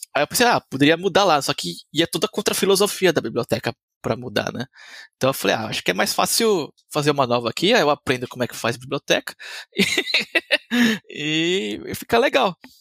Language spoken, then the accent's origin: Portuguese; Diadema, São Paulo, Brazil; E eu sou brasileiro, nasci em Diadema, em, em São Paulo.